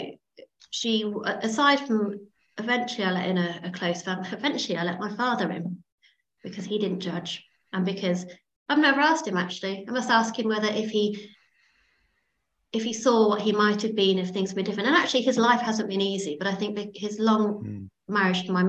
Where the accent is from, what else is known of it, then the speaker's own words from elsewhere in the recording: Derbyshire, East Midlands, United Kingdom; I grew up in Derbyshire